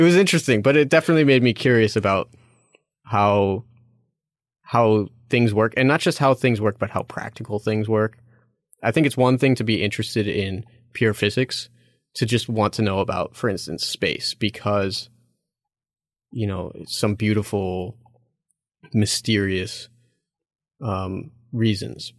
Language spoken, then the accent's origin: English; Chicago, Illinois, United States; moved away as an adult; I'm originally from Chicago, so Illinois was close to where I grew up